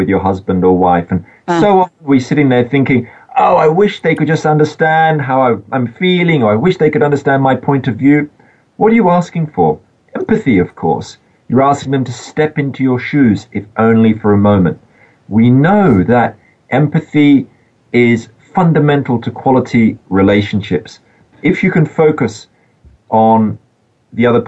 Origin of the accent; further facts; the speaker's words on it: Sydney, New South Wales, Australia; I was growing up in Australia in the suburbs of Sydney, as a 10-year-old